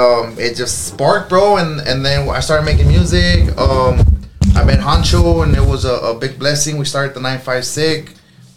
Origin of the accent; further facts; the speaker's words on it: Brownsville, Texas, United States; now in Edinburg, United States; I'm originally from Brownsville